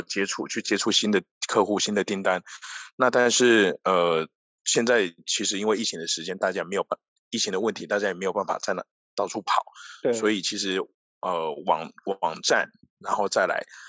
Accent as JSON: {"language": "Chinese", "region": "Tainan", "country": "Taiwan", "tie": "born or raised there", "moved": "as an adult", "lives_now": "Ho Chi Minh City, Vietnam", "said": "我的家，就我老家台南。 ，对，我是台南人"}